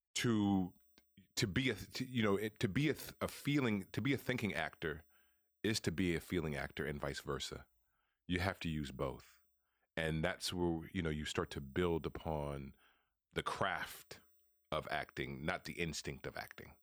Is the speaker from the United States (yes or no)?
yes; Oakland, California, United States; moved away; growing up in Oakland